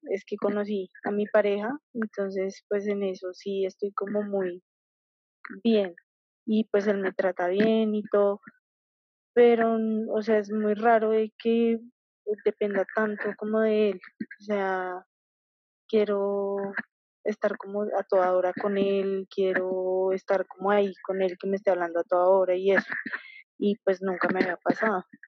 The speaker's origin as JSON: {"language": "Spanish", "country": "Colombia", "said": "yo soy de Colombia"}